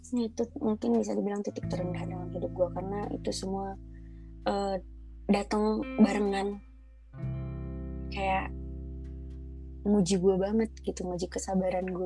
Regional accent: Padangsidimpuan, North Sumatra, Indonesia; born there; Padang Sidimpuan.

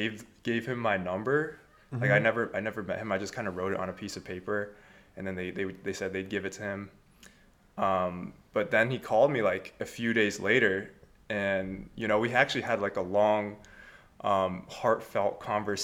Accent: Connecticut, United States; moved away as an adult; also born or lived in Michigan; now in California, United States; I'm originally from Connecticut

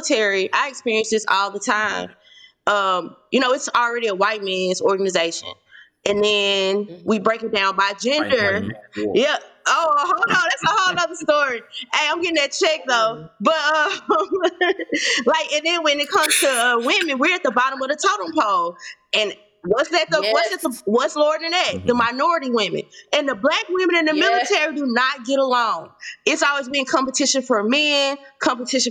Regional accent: Memphis, Tennessee, United States

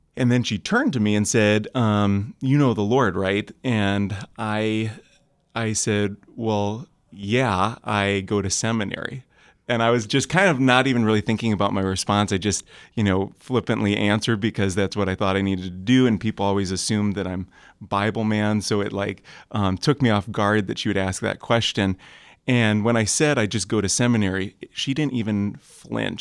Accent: Kalamazoo, Michigan, United States; I'm from Kalamazoo, Michigan

